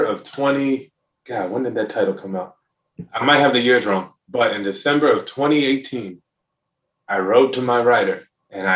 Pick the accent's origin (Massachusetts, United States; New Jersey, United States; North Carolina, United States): North Carolina, United States; being from North, or growing up in North Carolina